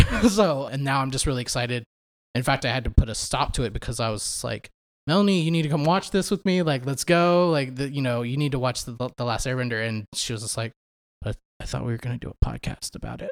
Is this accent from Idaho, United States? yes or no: no; Dallas, Texas, United States; I'm from the Dallas area. Went to school with Chad throughout middle school and high school.